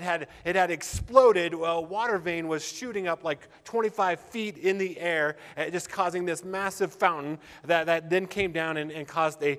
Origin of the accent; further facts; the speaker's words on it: Littleton, Colorado, United States; I grew up in Littleton